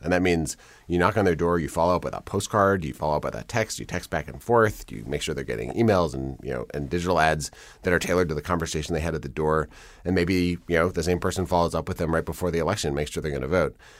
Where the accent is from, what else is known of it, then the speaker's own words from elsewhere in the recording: Madison, Wisconsin, United States; I grew up in Madison, where I, where I live now, and in Wisconsin